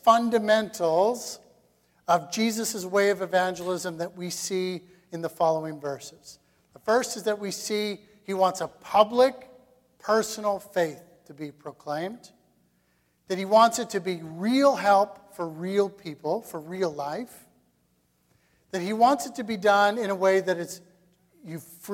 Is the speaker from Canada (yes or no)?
yes; Canada; as Canadian Christians